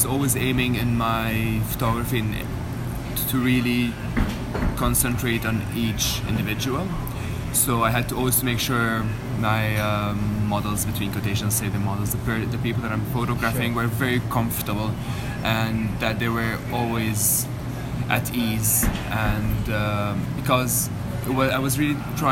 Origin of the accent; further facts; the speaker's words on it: Jerusalem, Palestine; I'm a Jerusalemite. I'm Palestinian from Jerusalem